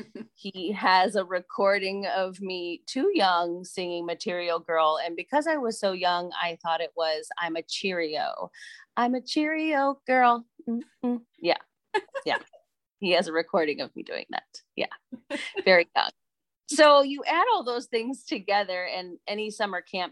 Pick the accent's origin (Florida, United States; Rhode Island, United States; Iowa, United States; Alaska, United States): Iowa, United States; Clinton; My hometown of Clinton, Iowa